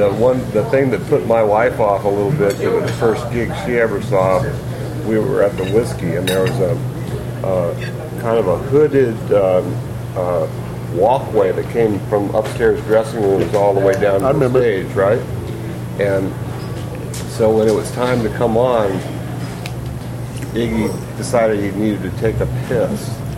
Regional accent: Castroville, Texas, United States; born there; Well, I was born outside of San Antonio, Texas, in a little town called Castroville, which is a little kind of one-horse Alsatian town, maybe 20 minutes out of San Antonio.

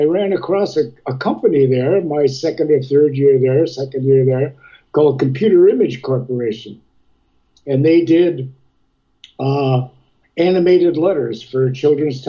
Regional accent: Kitchener, Ontario, Canada; also born or lived in Ottawa, Ontario; I grew up in Kitchener, Ontario, Western Ontario

